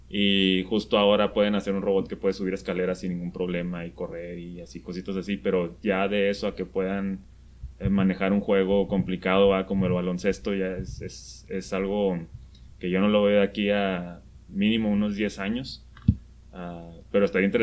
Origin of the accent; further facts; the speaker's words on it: Ciudad Juárez, Chihuahua, Mexico; soy de Torreón, soy, de Juárez